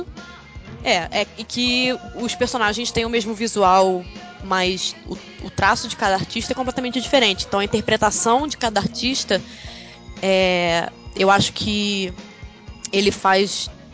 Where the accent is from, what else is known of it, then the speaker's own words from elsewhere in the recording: Brazil; moved away as an adult; now in London, United Kingdom; Eu passei a minha vida inteira no Brasil